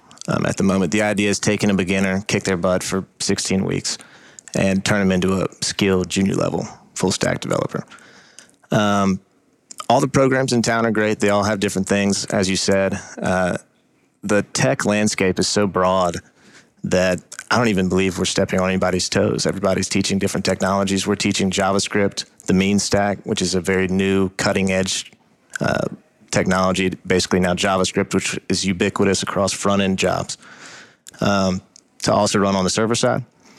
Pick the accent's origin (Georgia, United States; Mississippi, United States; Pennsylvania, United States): Georgia, United States; Atlanta; Sure. I'm from Atlanta, and I met Jake at Georgia, where I was also studying finance